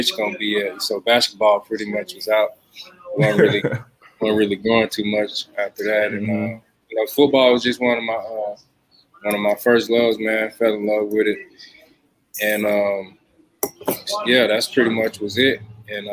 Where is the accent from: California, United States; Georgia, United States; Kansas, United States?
Georgia, United States; Atlanta; also born or lived in Warner Robins, Georgia / Macon, Georgia; I grew up in Atlanta, Georgia